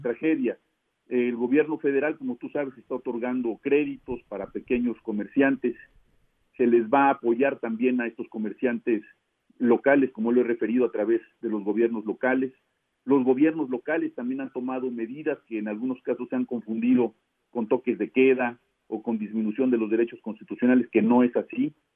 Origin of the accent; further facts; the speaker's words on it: Mexico; como mexicanos